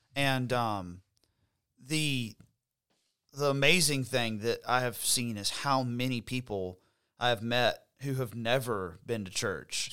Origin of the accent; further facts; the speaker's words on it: Florida Panhandle, United States; also born or lived in Alabama; now in South Carolina, United States; I grew up in the Panhandle of Florida, which is very conservative